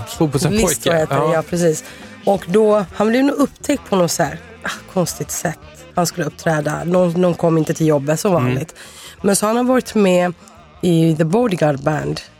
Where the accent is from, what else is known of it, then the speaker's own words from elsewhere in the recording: Sweden; jag är här eh, från Sverige.